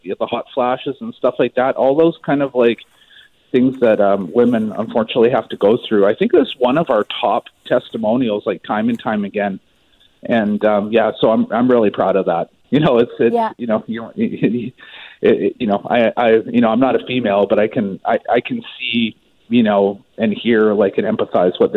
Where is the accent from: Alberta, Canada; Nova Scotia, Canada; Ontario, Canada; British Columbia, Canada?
British Columbia, Canada; Maple Ridge; I'm actually originally from Maple Ridge